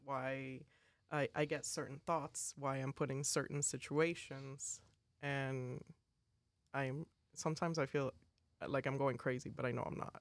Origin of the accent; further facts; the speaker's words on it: Caracas, Capital District, Venezuela; I am from Caracas, Venezuela